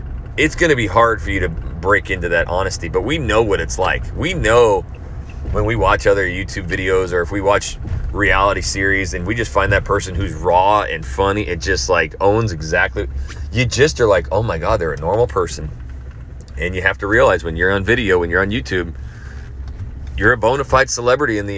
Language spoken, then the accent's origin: English; Idaho, United States; moved away; I'm from Idaho